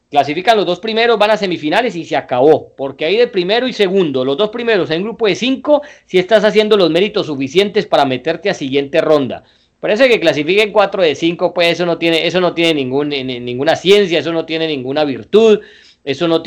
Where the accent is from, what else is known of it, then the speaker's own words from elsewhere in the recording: Colombia; nosotros en Colombia